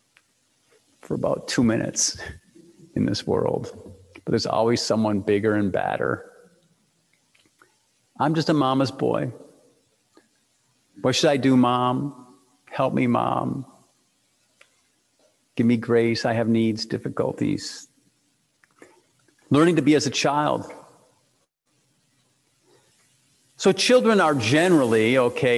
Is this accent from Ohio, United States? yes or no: no; Detroit, Michigan, United States; I grew up in Detroit